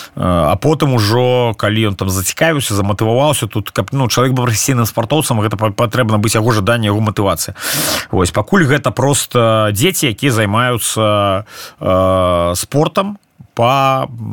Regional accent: Belarus; moved away as an adult; мы беларусы

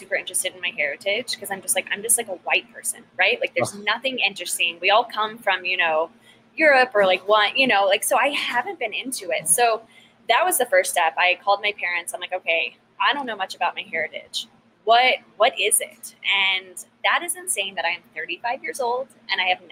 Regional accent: Texas, United States; how I grew up, you know, it's the Texan, it's the mom cooking

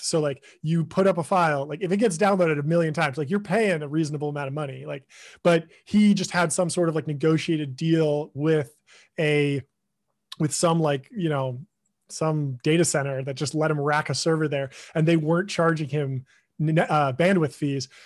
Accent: Pasadena, California, United States; I grew up in Pasadena, California.

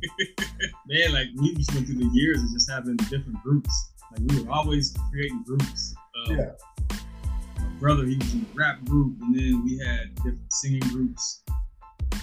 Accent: Columbus, Ohio, United States; We're from Columbus, Ohio. That's where we're from, born and raised. That's where we currently live

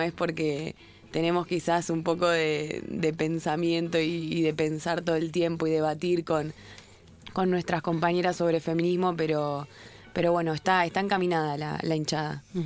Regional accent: Rosario, Santa Fe, Argentina; now in Buenos Aires, Argentina; yo vengo de Rosario

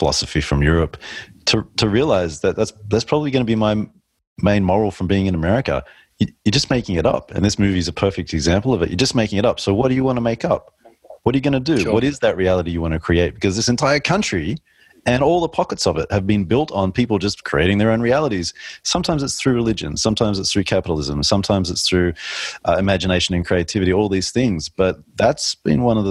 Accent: Australia; a male growing up in Australia

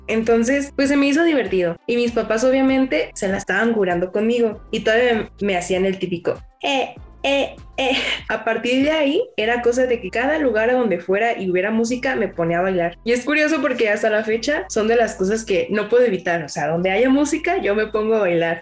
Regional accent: Sonora, Mexico; now in Guadalajara, Mexico; yo crecí en Sonora

